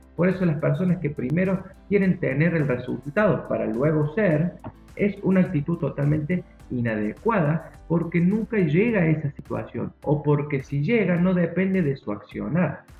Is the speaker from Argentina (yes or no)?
yes; Argentina; yo soy argentino